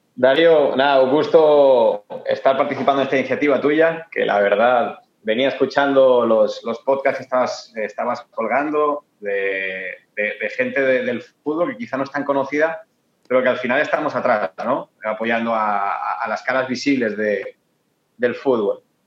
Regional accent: Torrent, Valencian Community, Spain; moved away as an adult; now in Ecuador; para Torrent, de donde soy yo

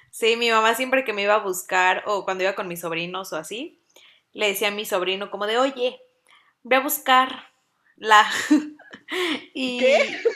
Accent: Mexico City, Mexico; now in Puebla, Mexico; yo soy también de Ciudad de México, pero vivo en Puebla

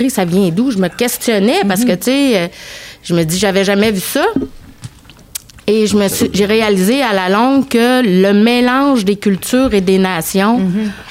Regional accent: Quebec, Canada; also born or lived in Cairo, Egypt; je suis d'origine syrienne, mais je suis née au Caire en Égypte et je suis arrivée à l'âge de 5 ans au Québec.

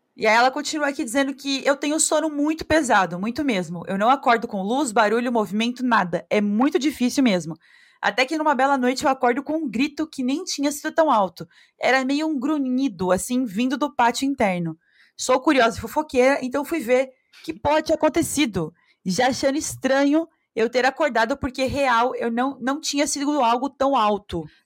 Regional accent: Brazil; A gente é, é brasileira mais esperto porque a gente mora na vida selvagem

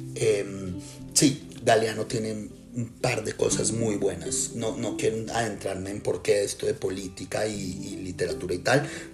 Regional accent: Colombia; also born or lived in Israel; now in Spain; yo ahorita vivo en España, yo viví en Israel, eh, eh, nací en Colombia

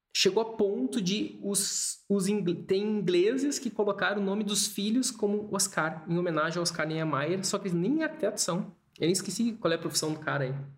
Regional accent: Brazil; moved away as an adult; also born or lived in England; eu era brasileiro

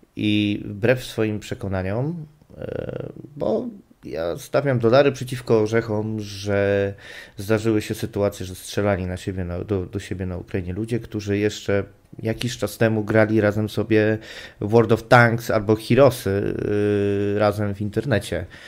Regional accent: Silesian Voivodeship, Poland; jestem Ślązakiem. W moich rodzinnych stronach

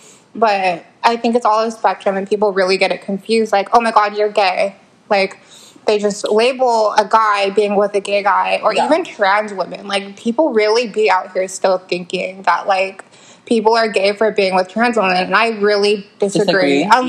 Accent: Kentucky, United States; We're from Kentucky.

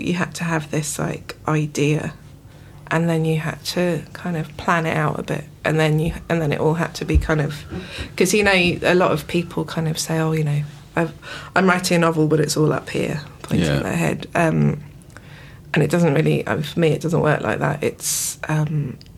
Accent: Isle of Wight, South East England, United Kingdom; growing up on the Isle of Wight

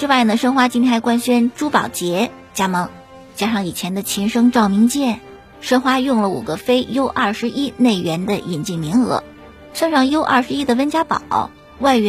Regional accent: China; 我觉得作为中国人这是应该的，每一个中国人都应该为这次的抗击新型冠状病毒感染的肺炎的疫情贡献自己的力量

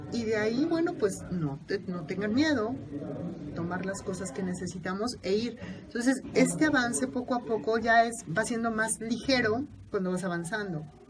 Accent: Mexico City, Mexico; de la Ciudad de México, vivo en el sur de la ciudad

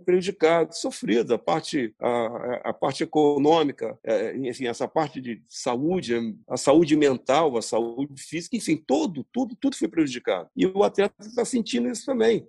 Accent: Brazil; somos brasileiros

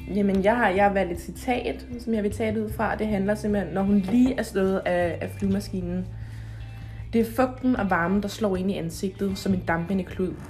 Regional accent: Denmark; hjemme i Danmark

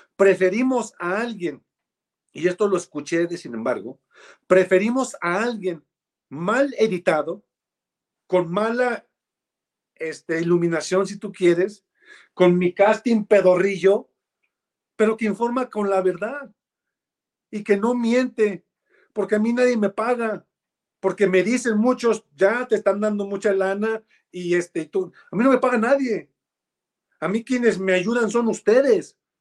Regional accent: Mexico; yo soy un ciudadano mexicano

